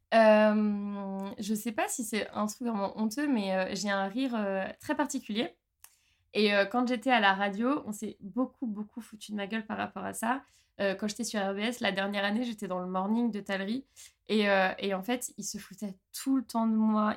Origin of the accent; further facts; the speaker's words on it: Haute-Savoie, Auvergne-Rhône-Alpes, France; moved away as an adult; now in Strasbourg, France; moi ça fait 9 ans et demi que je suis à Strasbourg, je viens de Haute-Savoie à la base